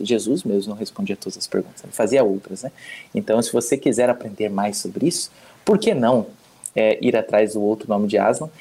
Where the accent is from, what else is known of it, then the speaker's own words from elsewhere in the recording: Curitiba, Paraná, Brazil; moved away as an adult; now in Spain; sou curitibano